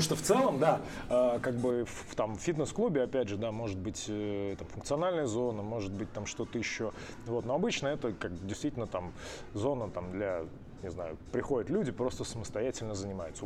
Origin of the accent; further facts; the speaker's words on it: Penza, Penza Oblast, Russia; я из Пензы